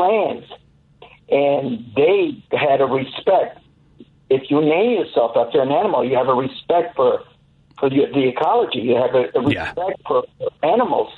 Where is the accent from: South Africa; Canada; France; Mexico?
Mexico; now in United States; I came from Mexico